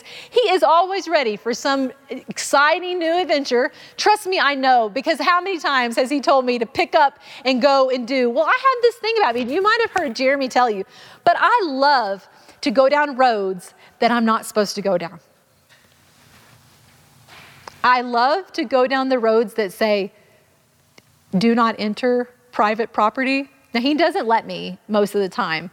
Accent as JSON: {"language": "English", "region": "Arkansas", "country": "United States", "tie": "born or raised there", "said": "I grew up in Arkansas"}